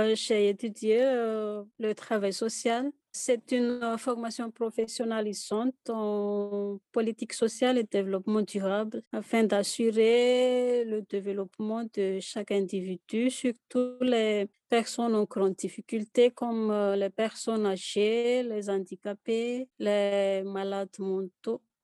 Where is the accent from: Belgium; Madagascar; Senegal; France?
Madagascar; Fianarantsoa; first language Malagasy; French is a second language; moved away as an adult; now in Haut-Madawaska, Canada; Pour moi, c'est la culture Pétileo. Je viens de la province de Fianarantsoa.